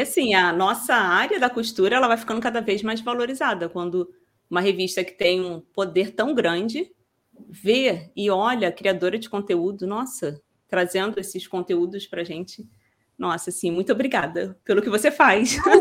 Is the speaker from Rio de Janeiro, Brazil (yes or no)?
yes; Rio de Janeiro, Brazil; accent: carioca; eu sou carioca, que às vezes as pessoas perguntam de onde que você é e tal sou do Rio